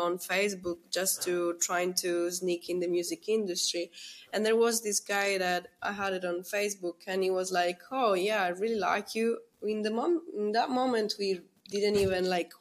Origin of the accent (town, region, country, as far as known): Messina, Sicily, Italy; born or raised there; English is a second language; moved away